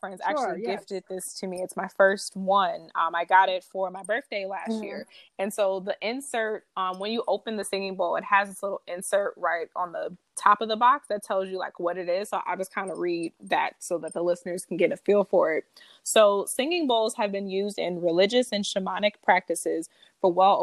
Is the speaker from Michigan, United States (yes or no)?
yes; Detroit, Michigan, United States; moved away as an adult; also born or lived in Washington, D.C. area (DMV) / New York / California; I'm from Detroit